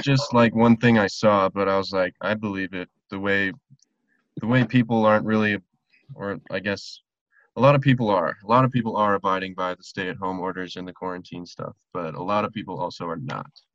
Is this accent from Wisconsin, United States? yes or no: no; Silverthorne, Colorado, United States; moved away; my hometown, like Silverthorne, Breckenridge area